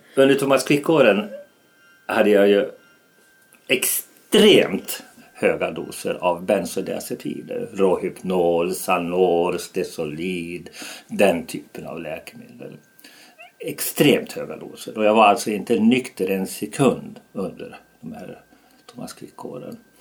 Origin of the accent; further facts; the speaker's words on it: Falun, Dalarna County, Sweden; Falun, min hemstad, städernas stad mitt hjärtats stad